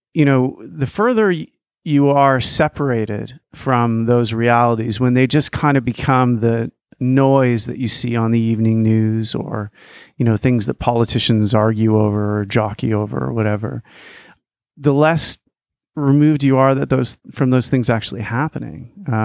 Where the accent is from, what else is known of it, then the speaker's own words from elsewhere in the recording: Canada; born there; I was born in Canada in 1975. And, you know, our country during that time, there have been people who've been off to fight in wars.